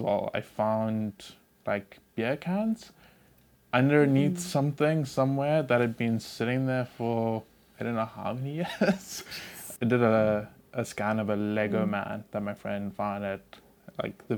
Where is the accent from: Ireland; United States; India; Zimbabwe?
Zimbabwe; I grew up in Zimbabwe